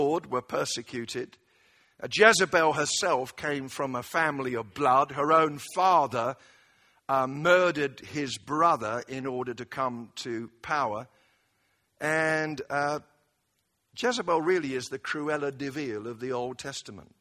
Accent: United Kingdom; I say this as a Brit

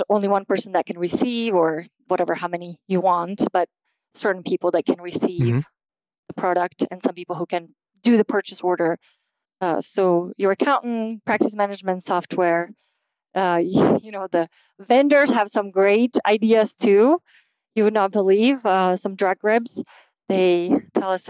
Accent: Slovakia; moved away; I'm from Slovakia originally

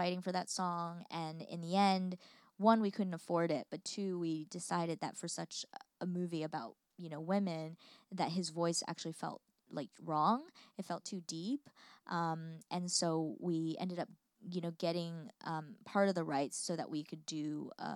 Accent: United States; as an American who lives here

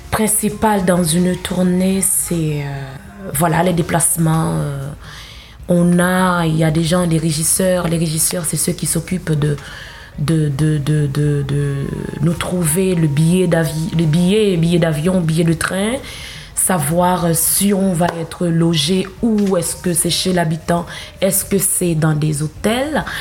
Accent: Haiti; born there; je suis née en Haïti et euh, j'ai grandi dans une famille protestante religieuse.

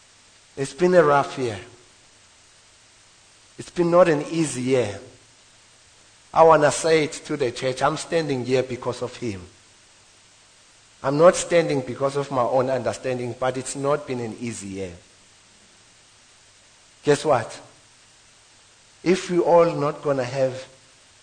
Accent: South Africa; now in Witbank, South Africa; I'm moving houses from White Bank to Embo, where I grew up, to one room, one bedroom, from three bedroom

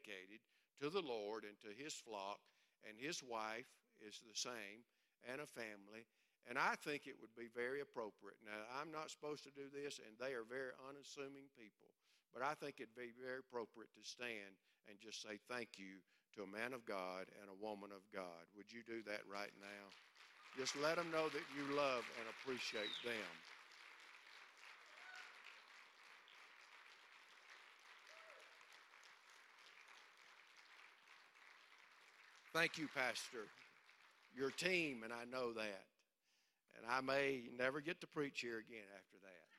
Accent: Alabama, United States; moved away; I grew up in Alabama

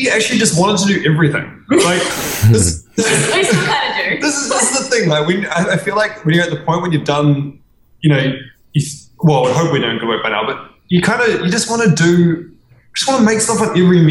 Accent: New Zealand; moved away as an adult; now in Melbourne, Australia; we're both from New Zealand

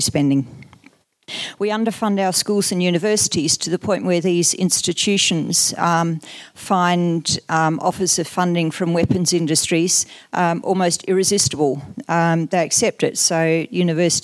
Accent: Australia

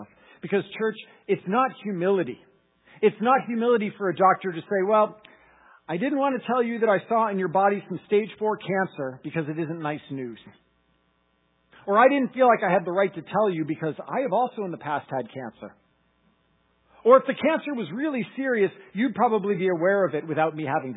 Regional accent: Massachusetts, United States; I'm from Massachusetts

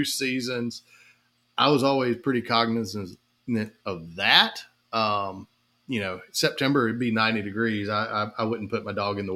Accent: Lexington, South Carolina, United States; I was born and raised here in Lexington, in the middle of South Carolina

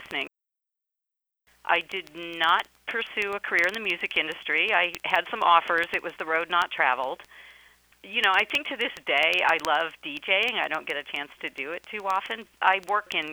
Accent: Alabama, United States; moved away; I grew up in Alabama in the 1970s and early 80s

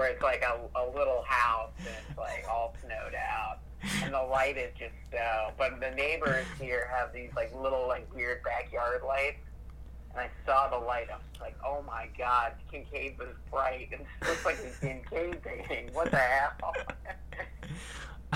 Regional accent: Virginia, United States; moved away; I'm from Virginia, and there, if it snows, everything shuts down

